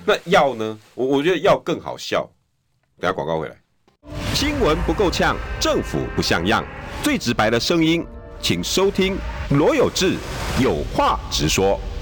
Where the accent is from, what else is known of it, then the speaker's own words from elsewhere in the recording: Taiwan; 我们台湾人民